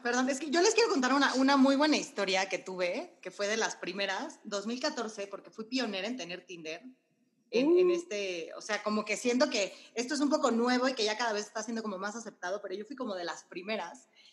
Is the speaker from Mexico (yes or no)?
yes; Mexico; yo como buena mexicana